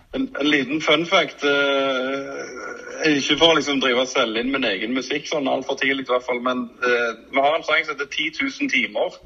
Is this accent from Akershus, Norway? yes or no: no; Stavanger, Rogaland, Norway; Jeg vokste opp på Madla